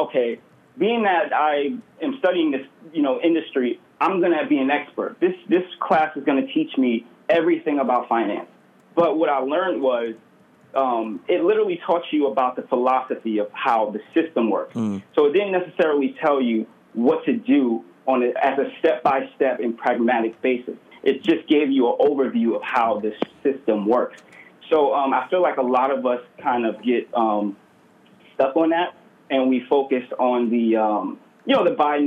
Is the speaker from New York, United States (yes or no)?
yes; New York City, New York, United States; I was born and raised in Brooklyn, New York.